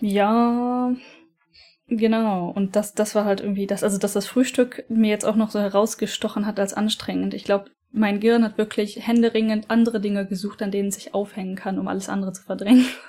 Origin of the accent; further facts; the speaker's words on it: Aachen, North Rhine-Westphalia, Germany; moved away as an adult; also born or lived in Norway; now in Japan; dem Standesamt in Aachen in Verbindung gesetzt. Das ist mein Geburtsort